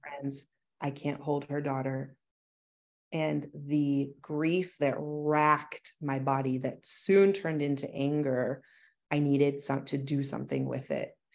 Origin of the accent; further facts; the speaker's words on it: Kincardine, Ontario, Canada; moved away as an adult; also born or lived in Toronto; I started a small business in my hometown, Kincardine